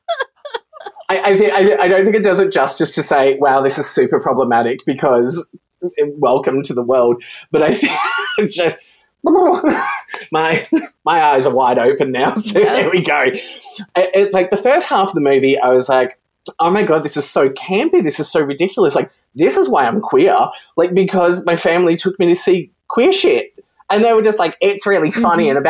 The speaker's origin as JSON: {"language": "English", "town": "Shepparton", "region": "Victoria", "country": "Australia", "tie": "born or raised there", "said": "in country Victoria in my hometown called Shepparton."}